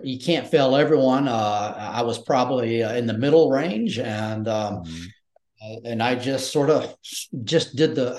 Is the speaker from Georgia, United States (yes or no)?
yes; Georgia and then South Carolina, United States; I had a regular Southern, I'm from Georgia and then South Carolina.